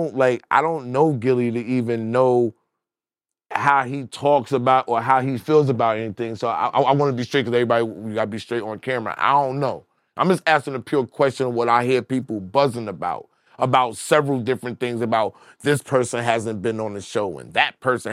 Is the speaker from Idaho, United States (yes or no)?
no; Brooklyn, New York, United States; I'm from Brooklyn.